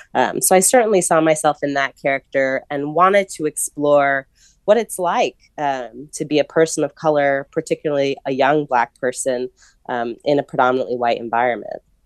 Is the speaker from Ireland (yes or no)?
no; New York City, New York, United States; I was a scholarship kid at a private school in New York City